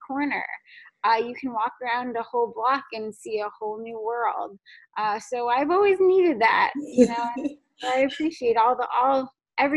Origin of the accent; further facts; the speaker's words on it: Fairfield, Connecticut, United States; I'm from Connecticut, which is a cool place too. I grew up in Fairfield, Connecticut